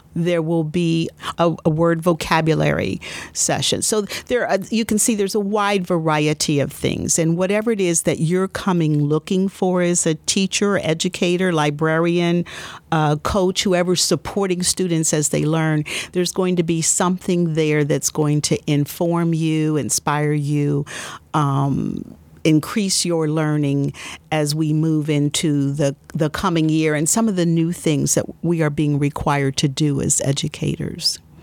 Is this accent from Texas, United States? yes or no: no; Columbus, Ohio, United States; I was born and raised here in Columbus, Ohio